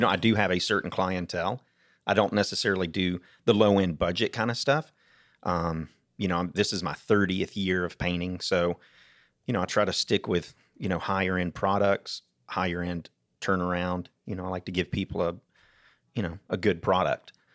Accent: Atlanta, Georgia, United States; also born or lived in Stone Mountain, Georgia / Snellville, Georgia / Duluth, Georgia; now in Jackson County, United States; Born in Atlanta, then moved to Stone Mountain, then Snellville, then Duluth, and now I'm up in, in Jackson County

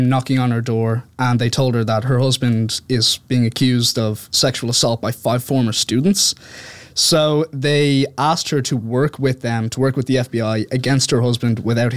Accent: Dublin, Leinster, Ireland; accent: Irish; I am from Dublin

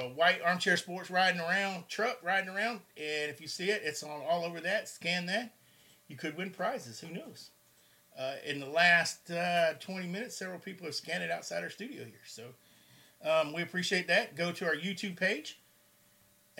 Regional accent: Georgia, United States; I'm from Georgia

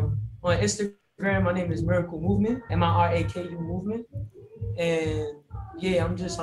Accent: New York City, New York, United States; I'm from New York. I'm from the Bronx.

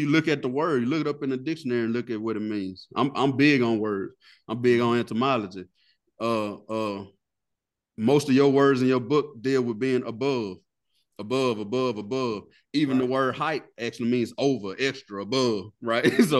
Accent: the South, United States; we grew up in the South

